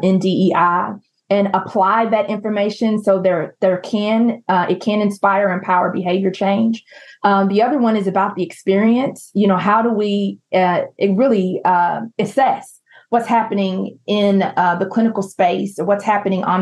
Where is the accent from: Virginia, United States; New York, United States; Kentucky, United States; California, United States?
Kentucky, United States; Louisville; my hometown in Louisville, Kentucky